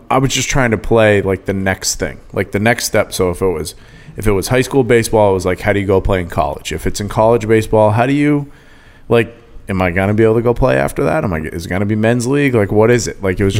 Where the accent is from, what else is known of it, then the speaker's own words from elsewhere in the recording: Maine, United States; moved away as an adult; now in Rhode Island, United States; I'm from Maine, but my home is here now. And I love New England.